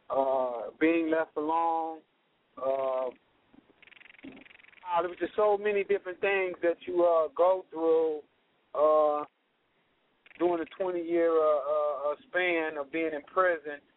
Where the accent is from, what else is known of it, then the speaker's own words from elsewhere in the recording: Los Angeles, California, United States; I grew up in South Central Los Angeles.